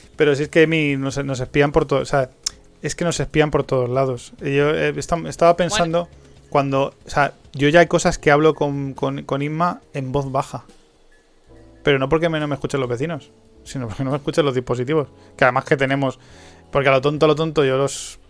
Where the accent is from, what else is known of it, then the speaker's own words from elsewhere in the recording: Spain; also born or lived in Madrid; Que somos españoles